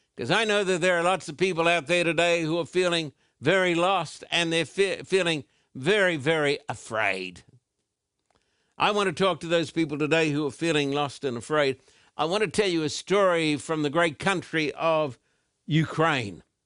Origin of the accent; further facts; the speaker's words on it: Brisbane, Queensland, Australia; as a little boy growing up in Brisbane, Queensland, Australia